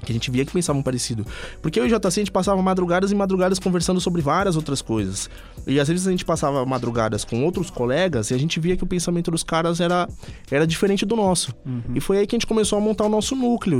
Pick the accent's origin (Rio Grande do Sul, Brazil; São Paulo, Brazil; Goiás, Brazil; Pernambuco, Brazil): São Paulo, Brazil; Ipiranga; also born or lived in Campanário; eu fui criado no Ipiranga, mas de, é, até os meus 12 anos. Depois eu fui pro Campanário.